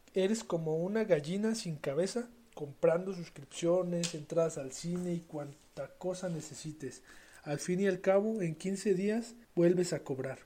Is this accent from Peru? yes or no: no; Mexico; yo soy mexicano